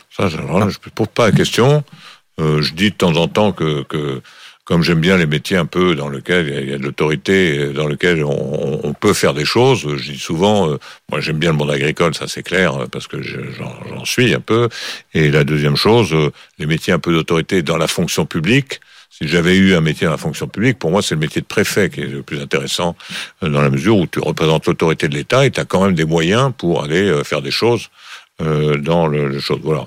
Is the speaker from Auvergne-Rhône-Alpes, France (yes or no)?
no; Bordeaux, Nouvelle-Aquitaine, France; also born or lived in Villefranche-sur-Saône; j'ai fait mes études à Bordeaux parce que mon père travaillait à Bordeaux et j'y suis passé des années qui comptent. Hein. J'y suis passé de l'âge de 8 ans jusqu'à